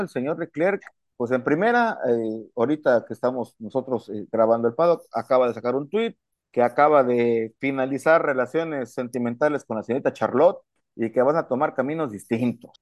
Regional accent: Mexico; como buen mexicano

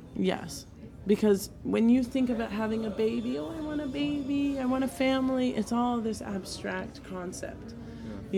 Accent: New York City, New York, United States; moved away as an adult; now in New Orleans, United States; I am from New York originally. I was born in Bayside, Queens

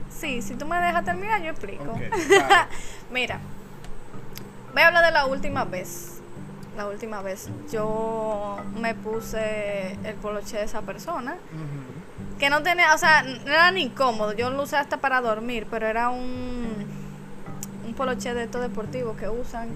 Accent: San Francisco de Macorís, Duarte, Dominican Republic; Yo soy de San Francisco también

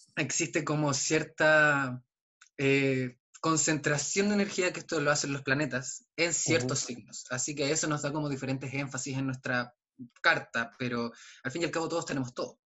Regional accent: Aysén, Chile; vengo de Aysén

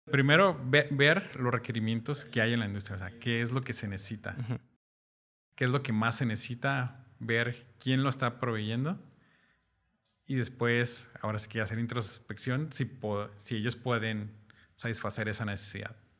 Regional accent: Mexico; algo que tenemos los mexicanos

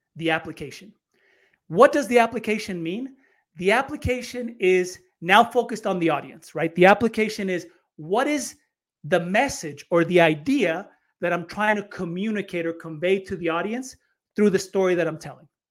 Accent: United States; moved away as an adult; also born or lived in Chile; I grew up in the States

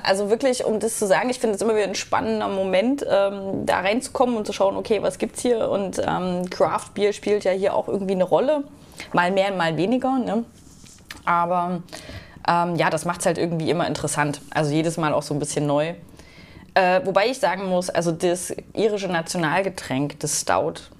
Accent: Germany; als Deutscher

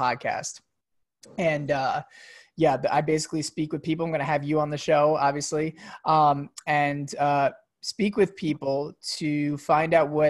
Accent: New York, United States; I grew up in New York

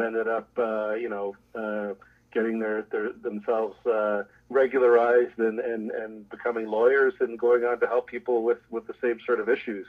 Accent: Toronto, Ontario, Canada; also born or lived in Jamaica; I grew up in Toronto

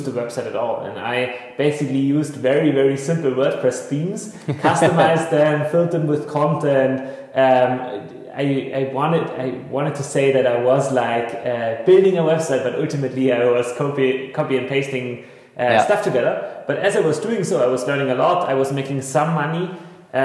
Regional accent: Bavarian Forest, Germany; I grew up very rurally in the Bavarian forest, in the midst of the wilderness.

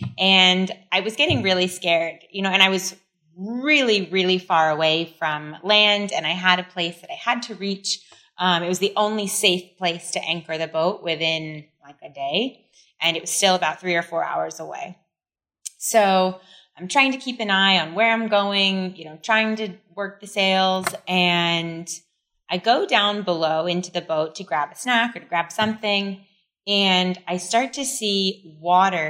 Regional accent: California, United States; moved away as an adult; also born or lived in France; now in Siargao, Philippines; I was raised in California and then, you know, decided a few years ago it was time to come home

